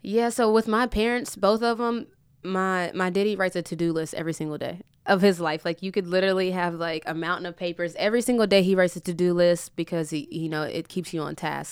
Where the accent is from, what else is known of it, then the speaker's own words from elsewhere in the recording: West Virginia, United States; I'm from West Virginia, so it's small town